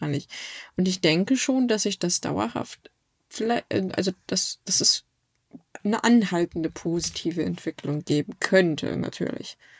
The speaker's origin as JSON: {"language": "German", "region": "Hamburg", "country": "Germany", "tie": "born or raised there", "said": "es ist nicht mehr so schön, wie ich es aus meiner Kindheit kenne"}